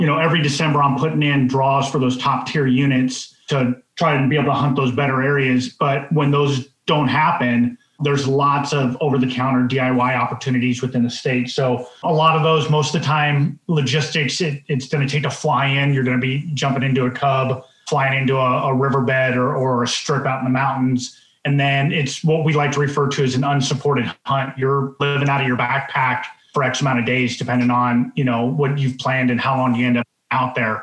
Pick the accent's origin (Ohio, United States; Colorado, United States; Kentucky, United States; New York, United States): Colorado, United States; moved away as an adult; now in Alaska, United States; I grew up in Colorado hunting the West, being able to be stationed in Alaska and living here, you know, the last 18, 19 years.